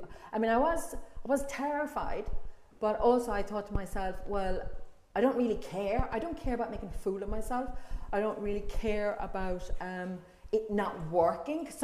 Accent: Ireland; now in London, United Kingdom; as an Irish person

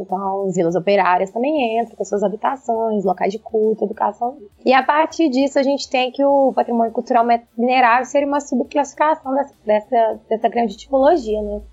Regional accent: João Monlevade, Minas Gerais, Brazil; a minha cidade natal, que é João Molevade

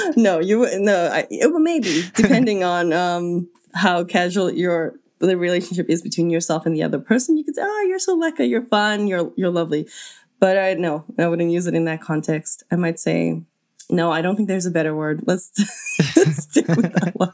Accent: South Africa; as a South African

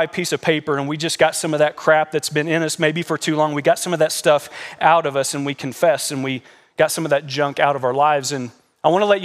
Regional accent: Kentucky, United States; moved away; We come from Kentucky, and we call that the South, even though Kentucky's not really the South

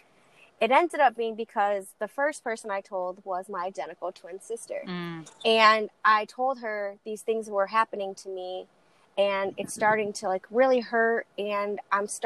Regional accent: Lansing, Michigan, United States; also born or lived in Texas; I was born in Texas, raised in Lansing, Michigan

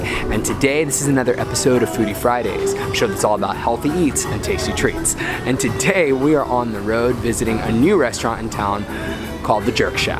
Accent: Puerto Rico; moved away; home in Puerto Rico

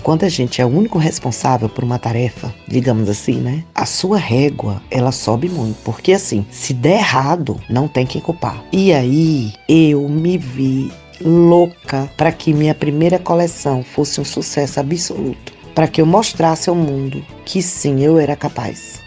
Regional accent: Petrolina, Pernambuco, Brazil; born or raised there; moved away

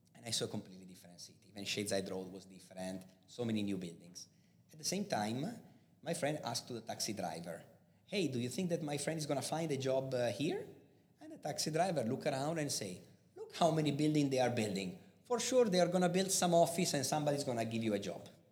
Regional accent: Busto Arsizio, Lombardy, Italy; accent: Italian; English is a second language; moved away as an adult; also born or lived in Milan / Ireland / Spain / San Diego; now in Dubai, United Arab Emirates; I'm actually from uh, a little city near Milano, and the city is called Busto Arsizio.

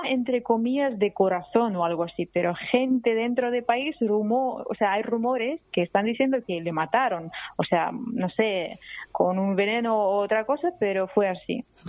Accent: Russia; Spanish is a second language; moved away as an adult; also born or lived in Abkhazia, Georgia; now in Barcelona, Spain; yo con mis padres me fui a Rusia porque empezó la guerra, ¿no? Y entonces yo crecí en Rusia.

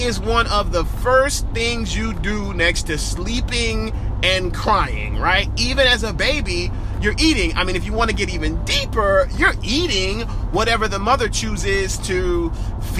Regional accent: New Orleans, Louisiana, United States; moved away; also born or lived in Georgia; my life spent mostly in Georgia, but man, I am from New Orleans, born and raised

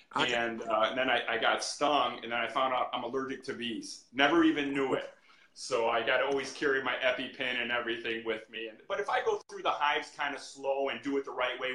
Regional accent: Chicago, Illinois, United States; We're from Chicago on the south side.

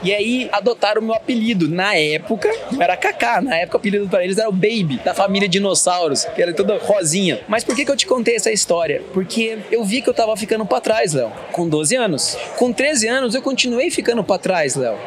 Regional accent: Pouso Alegre, Minas Gerais, Brazil; eu sou mineiro, de Pouso Alegre

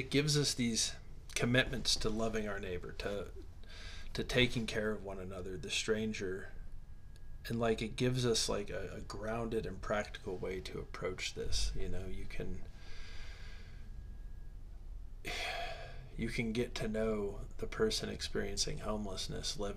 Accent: Midwest, United States; I grew up in the Midwest

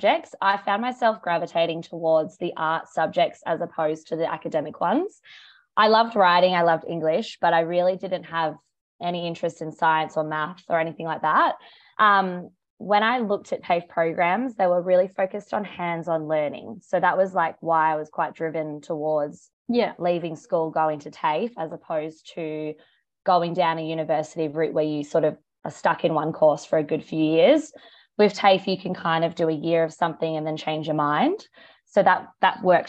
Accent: Perth, Western Australia, Australia; also born or lived in South Africa / Adelaide, Australia; I moved again to Perth, where I spent most of my primary school and high school years.

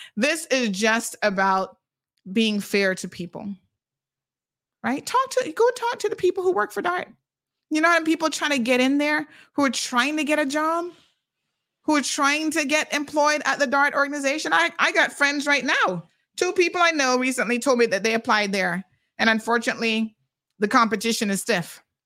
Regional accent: Cayman Islands; Caymanians are so incredibly unique and we have a unique set of problems

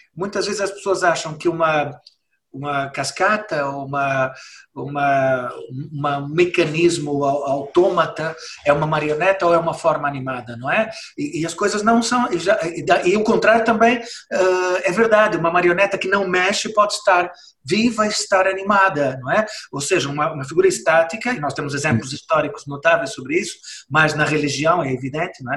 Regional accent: Brazil; moved away as an adult; now in Portugal; eu sou brasileiro, mas eu vivo cá há 30 anos

